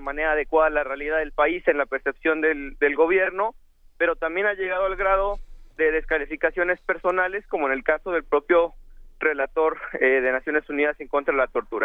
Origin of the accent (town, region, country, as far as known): Mexico